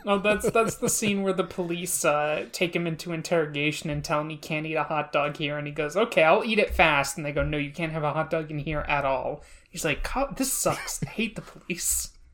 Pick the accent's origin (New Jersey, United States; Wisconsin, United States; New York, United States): New Jersey, United States; I'm from New Jersey